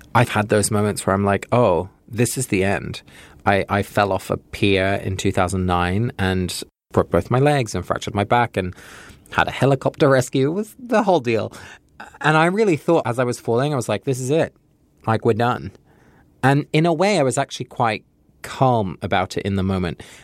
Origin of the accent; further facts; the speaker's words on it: California, United States; I'm from California